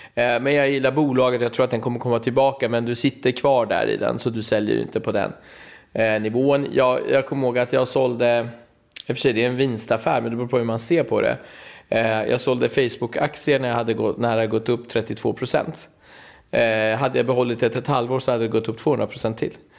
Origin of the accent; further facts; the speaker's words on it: Stockholm, Stockholm County, Sweden; jag är från Husby och från orten